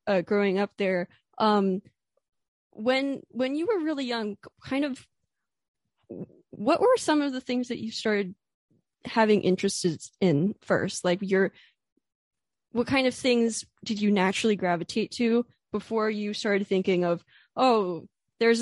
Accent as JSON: {"language": "English", "region": "Pennsylvania", "country": "United States", "tie": "born or raised there", "said": "I grew up in Pennsylvania"}